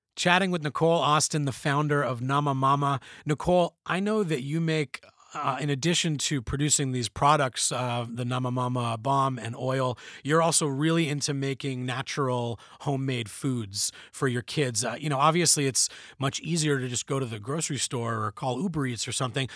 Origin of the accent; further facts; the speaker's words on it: Canada; we're Canadian